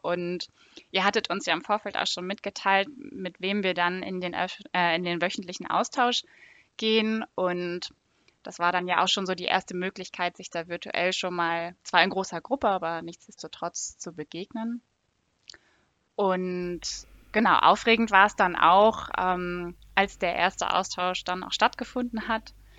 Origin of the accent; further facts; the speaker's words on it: Northern Germany, Germany; now in Frankfurt, Germany; Ich komme ursprünglich aus Norddeutschland.